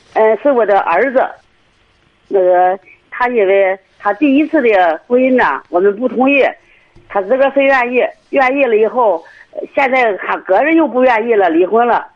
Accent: Cangzhou, Hebei, China; 我是沧州的嗯。

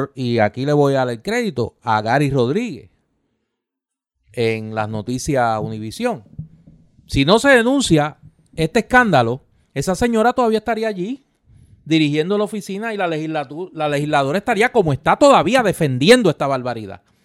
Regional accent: Caguas, Puerto Rico; cagüeño al fin como soy

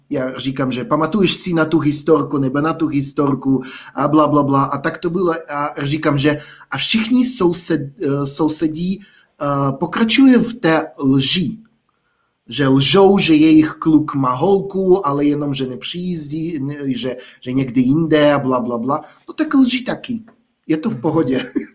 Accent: village near Almaty, Almaty Region, Kazakhstan; Czech is a second language; moved away as an adult; now in Czech Republic; vedle Almaty

